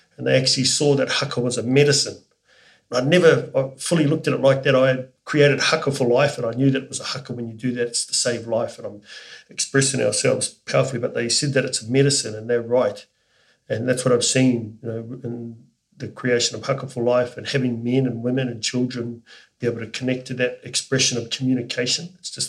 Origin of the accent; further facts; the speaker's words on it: New Zealand; now in Australia; It's the most special day being a New Zealander living in Australia.